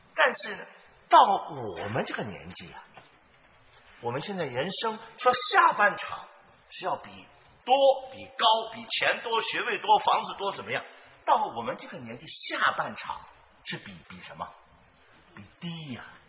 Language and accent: Chinese; China; also born or lived in United States; now in San Francisco, United States; 我是五十年前离开中国的，啊，呃，要四十年前来到了美国，啊，但是我还是跟你们一样，啊，是真正土生土长的中国人